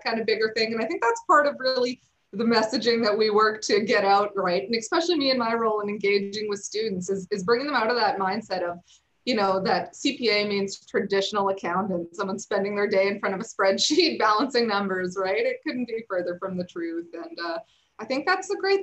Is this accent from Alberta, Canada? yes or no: yes; Calgary, Alberta, Canada; moved away; I am from Calgary originally. That's where I spent part of my youth.